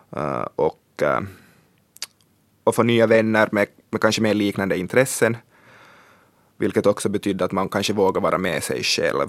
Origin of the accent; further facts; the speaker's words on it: Swedish-speaking Ostrobothnia, Finland; jag är från svenska Österbotten